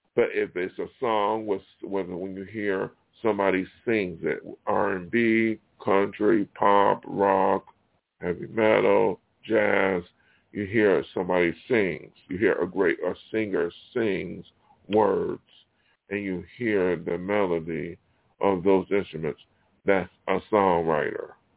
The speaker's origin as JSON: {"language": "English", "town": "Buffalo", "region": "New York", "country": "United States", "tie": "born or raised there", "moved": "yes", "said": "my hometown, Buffalo"}